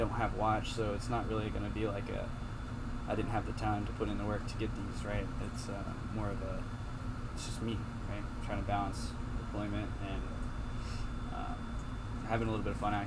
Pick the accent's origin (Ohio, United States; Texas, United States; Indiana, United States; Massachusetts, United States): Indiana, United States; moved away as an adult; I'm from Indiana, and I didn't want to stay in Indiana, right?